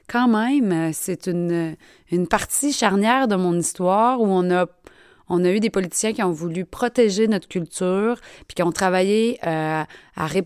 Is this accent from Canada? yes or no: yes; Quebec, Canada; accent: Québécois; j'entends notre accent québécois. C'est-à-dire, admettons, nous les Québécois, c'est quoi la différence avec les Français, par exemple?